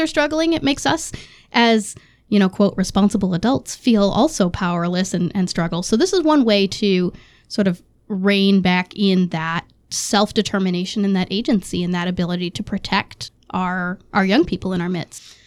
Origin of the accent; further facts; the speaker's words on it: Massachusetts, United States; growing up in Massachusetts, that was pretty standard for Democrats